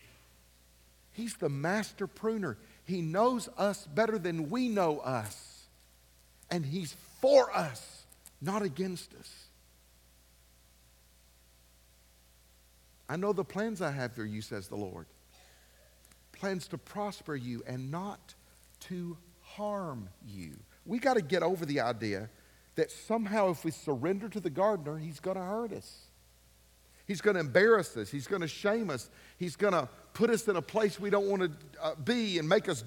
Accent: Ashland, United States; the dentist we grew up with in Ashland

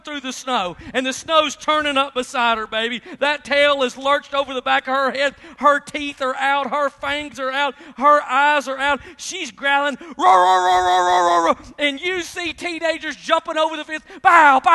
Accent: Memphis, Tennessee, United States; I grew up in Memphis, Tennessee

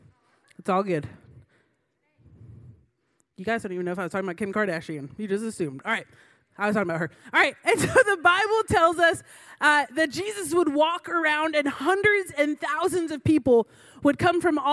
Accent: Florida, United States; Growing up in Florida, I had the privilege

